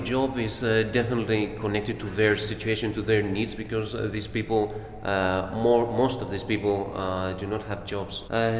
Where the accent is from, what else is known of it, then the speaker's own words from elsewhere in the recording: Chios, North Aegean, Greece; I am an English teacher. I'm also a French teacher. I come from Chios Island. It's an island in the Eastern Aegean Sea.